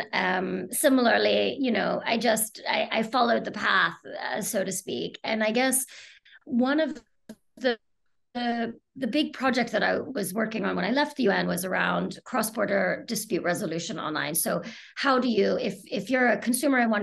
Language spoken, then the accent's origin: English; United States; moved away as an adult; now in United Kingdom; I'm from the US originally, and I came to the UK originally to do my third year of university, junior year abroad, as they say in the US. And I essentially stayed